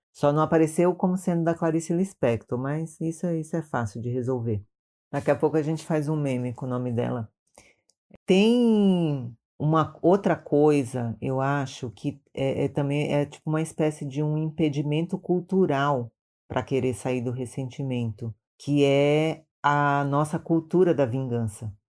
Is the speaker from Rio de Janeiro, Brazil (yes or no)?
no; Maranhão, Brazil; now in São Paulo, Brazil; sou do Maranhão, mas moro em São Paulo já há muitos anos